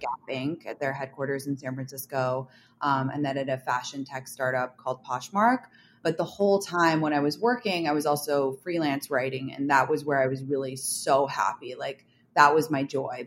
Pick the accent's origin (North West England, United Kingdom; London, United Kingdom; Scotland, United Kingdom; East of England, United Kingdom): London, United Kingdom; moved away; I grew up in London